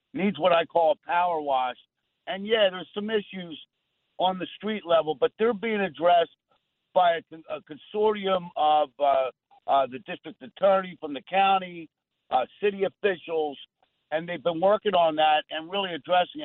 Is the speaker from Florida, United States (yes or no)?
no; Ventnor, New Jersey, United States; also born or lived in Atlantic City; I was born in Atlantic City, grew up in Ventnor, a couple blocks from the beach